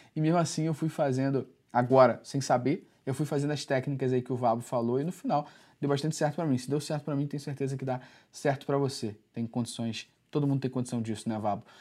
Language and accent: Portuguese; Rio de Janeiro, Brazil; eu sou do Rio